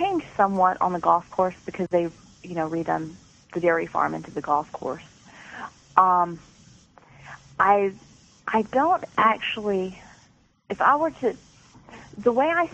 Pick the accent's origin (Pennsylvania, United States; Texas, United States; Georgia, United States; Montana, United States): Georgia, United States; moved away as an adult; also born or lived in Atlanta, Georgia; now in Maryland, United States; I was from Georgia, so, you know, not many Ice Age creatures down there, and now I live in Maryland